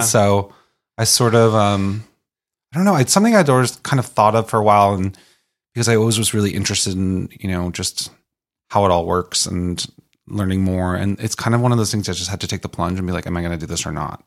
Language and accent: English; Boston, Massachusetts, United States; I'm from Boston